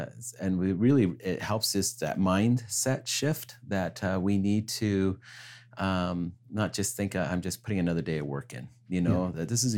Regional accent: Kansas, United States; also born or lived in British Columbia, Canada; so really, though I was born in British Columbia, Canada, I was really raised on a farm in Kansas with my grandparents.

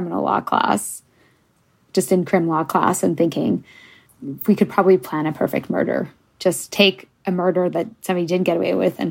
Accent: England, United Kingdom; Yeah, I'm English. I mean, I'm bilingual in French, but I don't think or write in French.

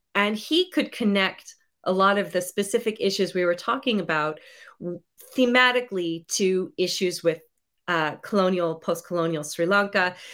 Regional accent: United States; I'm from the United States

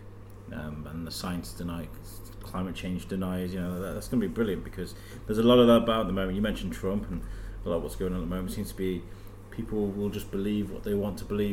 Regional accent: England, United Kingdom; as British, as English people

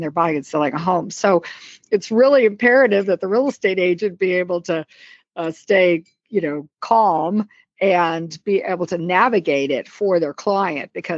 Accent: Columbia, Missouri, United States; moved away as an adult; also born or lived in Dallas, Texas; now in McLean, United States; I grew up in Columbia, Missouri, which is a college town

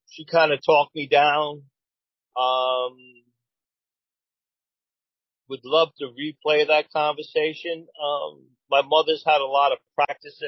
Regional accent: New York City, New York, United States; moved away; I relocated back to where I was born and raised in Flushing, Queens

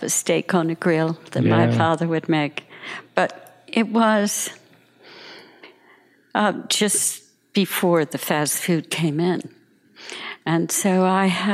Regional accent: New Jersey, United States; moved away; I grew up in New Jersey in a very sort of lower class family

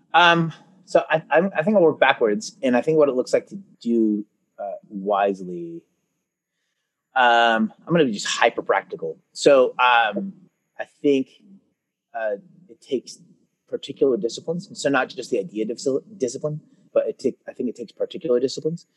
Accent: Concord, California, United States; also born or lived in Oakland, California; now in Martinez, United States; I was born in Oakland, California, and then I grew up in a town called Concord, which is just over the hill from Oakland. And now I live in Martinez.

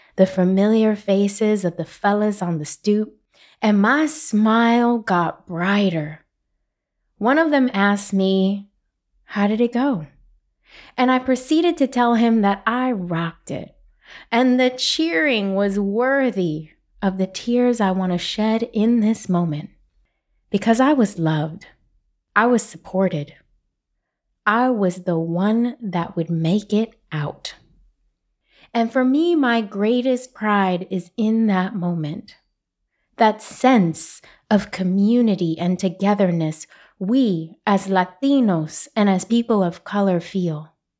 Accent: New York City, New York, United States; I'm from Brooklyn. We speak with our hands

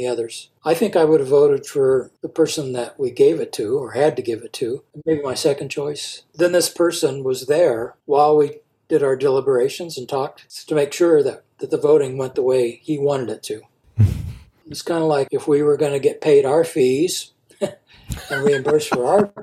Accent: Nebraska, United States; I'm from Nebraska

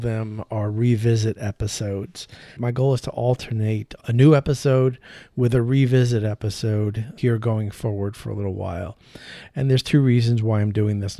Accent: New York, United States; I'm from New York

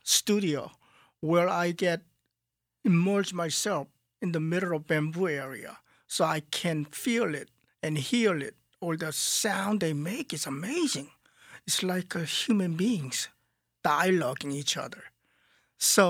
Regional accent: South Korea; moved away; when I grew up in Korea, it was a small village outside of Seoul.

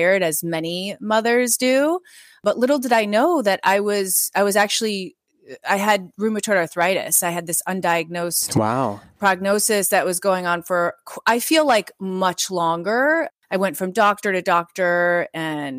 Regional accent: Midwest, United States; I grew up in the Midwest.

